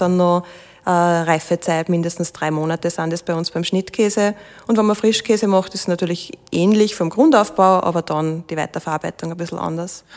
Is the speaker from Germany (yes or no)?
no; Waldviertel, Lower Austria, Austria; ich bin natürlich da äh, aufgewachsen und das ist meine Heimatregion